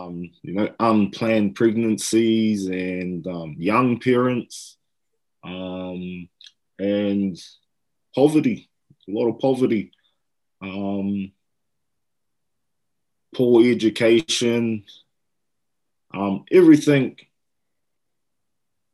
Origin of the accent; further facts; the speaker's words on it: Hastings, Hawke's Bay, New Zealand; Hawke's Bay, I've lived there all my life in Hastings. I was born here. I've never lived anywhere outside of Hawke's Bay